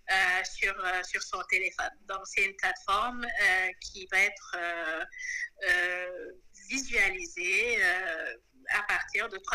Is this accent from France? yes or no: no; Senegal; also born or lived in Côte d'Ivoire / Cameroon; je suis une Sénégalaise de, de, 33 ans